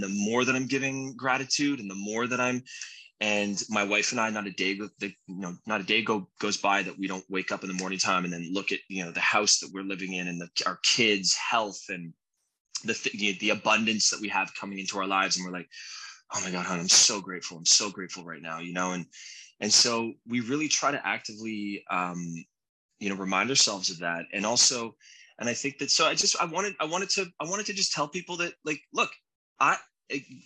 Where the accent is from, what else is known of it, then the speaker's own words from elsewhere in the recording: Canada; moved away as an adult; now in United States; I'm Canadian. So I'm a legal immigrant living in the States, and I've been here for 21 years